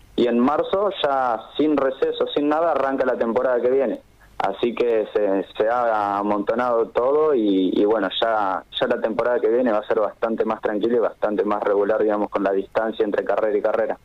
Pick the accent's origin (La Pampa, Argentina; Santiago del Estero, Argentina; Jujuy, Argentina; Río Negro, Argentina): La Pampa, Argentina; General Pico; somos todos acá de La Pampa